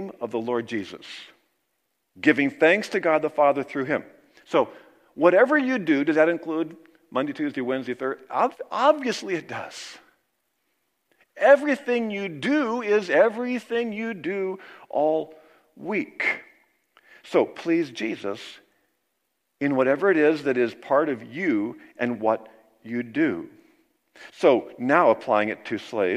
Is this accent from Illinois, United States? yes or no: no; Kansas, United States; moved away; in my hometown in Kansas. You know, we kind of all grew up together